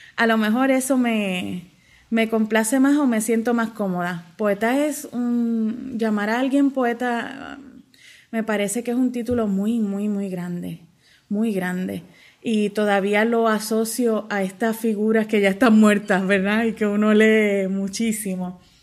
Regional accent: Mayagüez, Puerto Rico; nací en Mayagüez y vivo actualmente y trabajo aquí en el pueblo de Mayagüez

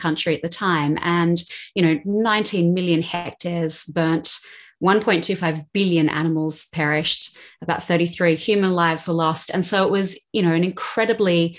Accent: Australia; moved away as an adult; also born or lived in Sydney; now in London, United Kingdom; growing up in Australia

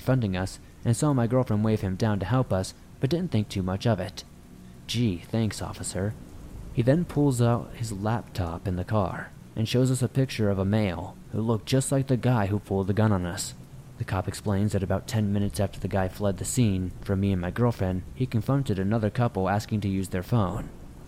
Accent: New York, United States; I was not too familiar with the area since I'm from New York

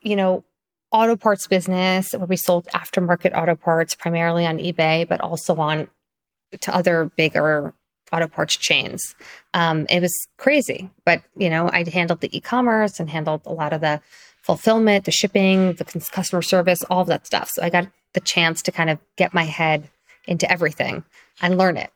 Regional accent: Long Island, New York, United States; also born or lived in Springfield, Illinois; I primarily grew up in Long Island, which is kind of suburbs of Manhattan

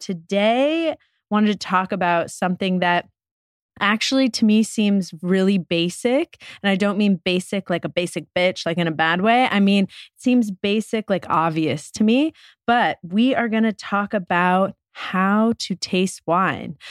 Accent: New York, United States; growing up in New York

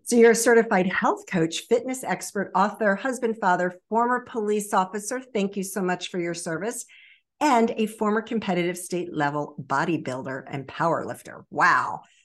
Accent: Baltimore and Annapolis area, Maryland, United States; also born or lived in Virginia Beach, Virginia; I was born in Virginia Beach and raised in the Baltimore and Annapolis area

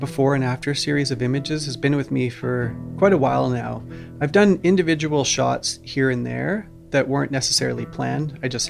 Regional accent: Vancouver Island, British Columbia, Canada; growing up on Vancouver Island, you're surrounded by beautiful forests, you know, the majority of your life.

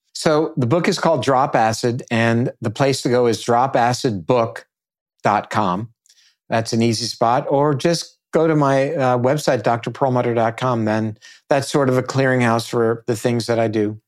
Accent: Naples, Florida, United States; here in my hometown, which is Naples.

